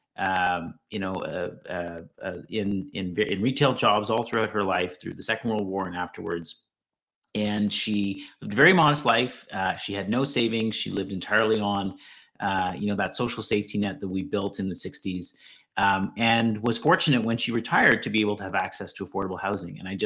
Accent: Ottawa, Ontario, Canada; also born or lived in Montreal; I had the fortune of coming back to Ottawa, because I'm originally from Ottawa

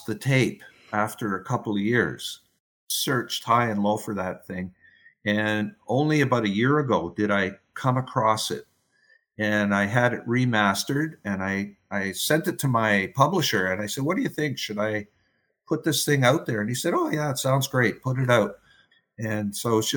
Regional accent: New Brunswick, Canada; I'm from New Brunswick

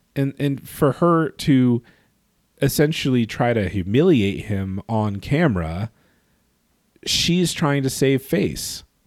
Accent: California, United States; growing up in California

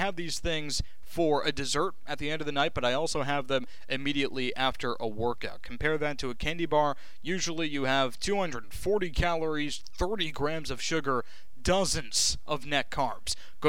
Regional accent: New Jersey, United States; I grew up in Jersey and I picked wrong, which means I'm a Mets fan, I'm a Nets fan, I'm a Jets fan, and again, lifelong Syracuse fan.

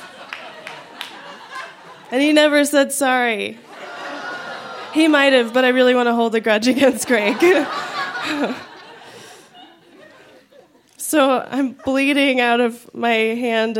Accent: San Diego, California, United States; moved away as an adult; now in Denver, United States; I grew up in San Diego

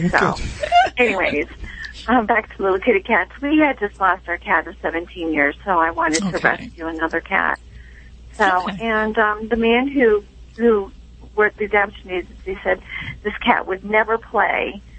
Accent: Massachusetts, United States; Actually, I'm calling from New Jersey, but I'm from Massachusetts.

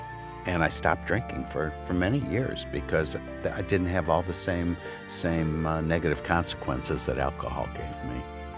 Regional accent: Michigan, United States; now in Oregon, United States; I came from Michigan. Wasn't bad, but I wanted to be out where I thought the hippie movement was happening.

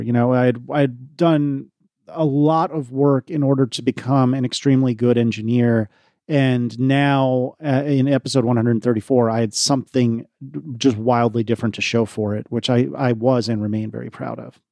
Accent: United States; I'm American, not British

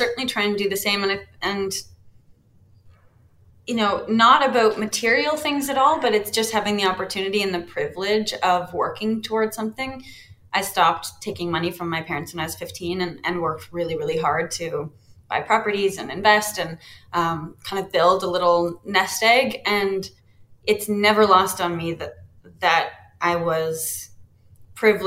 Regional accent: London, Ontario, Canada; I grew up in London

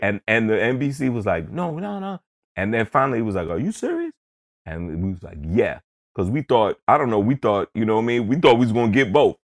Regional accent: New York City, New York, United States; growing up in Queens

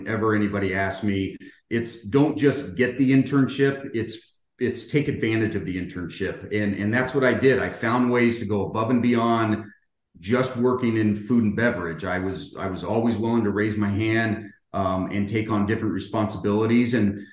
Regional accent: Bay Area, California, United States; moved away as an adult; grew up in the Bay Area

